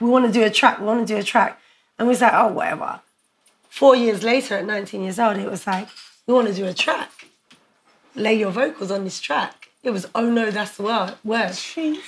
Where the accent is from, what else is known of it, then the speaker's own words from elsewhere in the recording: London, United Kingdom; I grew up in Brixton, I wasn't from Battersea